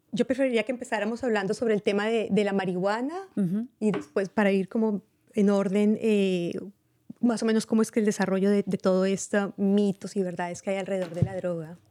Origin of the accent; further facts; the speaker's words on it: Colombia; now in Marin County, United States; soy colombiana.